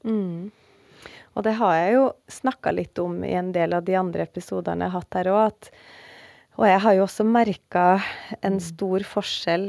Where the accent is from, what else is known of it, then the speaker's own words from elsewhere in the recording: Oppdal, Trøndelag, Norway; Jeg er jo fra Oppdal